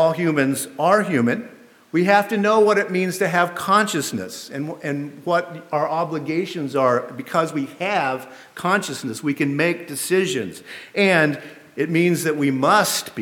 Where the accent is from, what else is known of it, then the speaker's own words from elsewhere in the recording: the American South, United States; as a Southerner